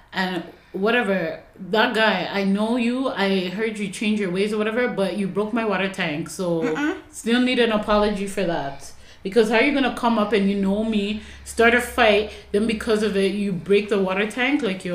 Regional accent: Ghana; Yeah, it was very disrespectful, especially being Ghanaian.

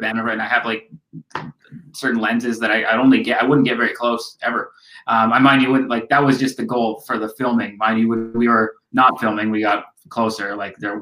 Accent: Canada; We're these weirdos from Canada.

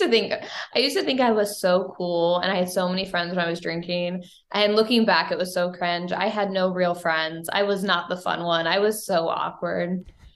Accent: Bowling Green, Missouri, United States; moved away as an adult; also born or lived in Saint Louis, Missouri; I grew up in Bowling Green, Missouri. It's a small town about an hour and a half north of Saint Louis

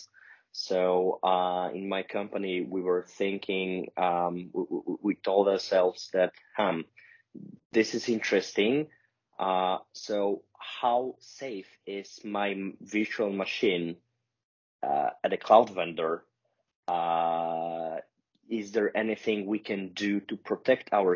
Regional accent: Poland; I'm from Poland. I live in Warsaw

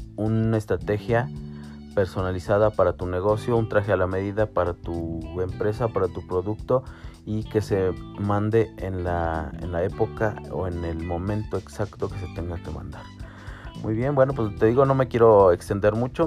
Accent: Mexico; soy mexicano, tengo 34 años

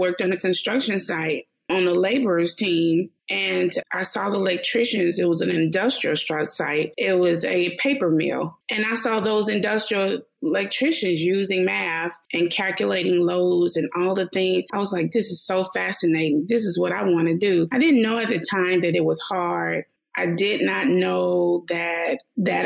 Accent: Meridian, Mississippi, United States; accent: deep Southern; I started out in Meridian, Mississippi, my hometown

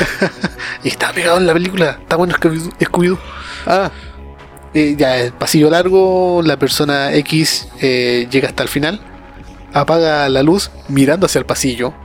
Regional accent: Chile; yo soy chileno

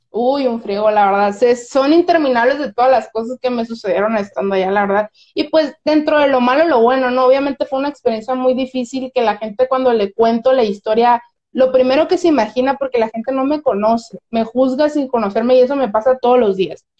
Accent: Mazatlán, Sinaloa, Mexico; accent: Sinaloan; also born or lived in Colombia; aquí en Sinaloa tenemos un acento muy grande. O sea, yo imagínate, yo, una persona que jamás se había salido de mi rancho, Mazatlán

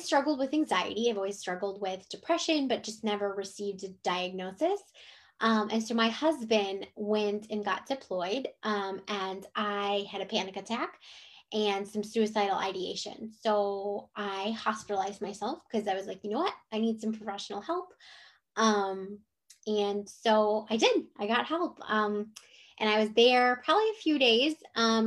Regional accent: Cleveland, Ohio, United States; moved away as an adult; also born or lived in Jacksonville, Florida; now in Chesapeake, United States; I'm from Cleveland, Ohio. So I moved from Cleveland, Ohio to Jacksonville, Florida

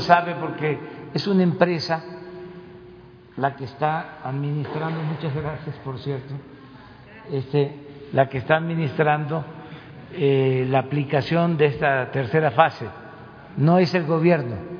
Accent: Tabasco, Mexico; now in Mexico City, Mexico; Tabasco es mi tierra, es mi agua

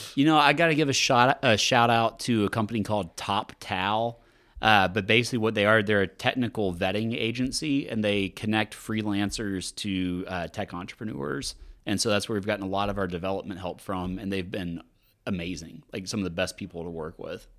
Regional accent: Louisiana, United States; now in Austin, United States; I'm from Louisiana

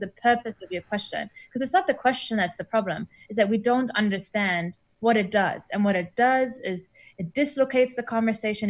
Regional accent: Germany; moved away as an adult; also born or lived in Iran / Berlin, Germany; now in New Zealand; I grew up in Germany

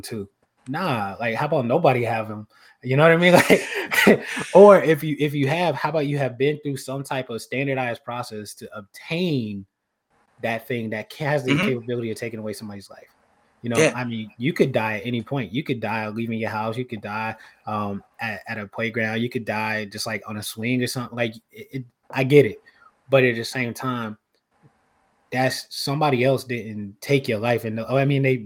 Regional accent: United States; I'm from Carolina

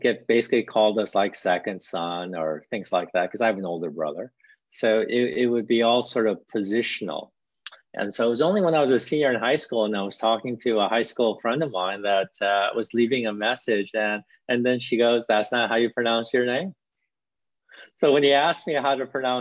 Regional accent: St. Louis, Missouri, United States; first language Korean; English is a second language; also born or lived in Korea; I really enjoyed growing up in St. Louis and learning, you know, how to be successful in St. Louis and in America

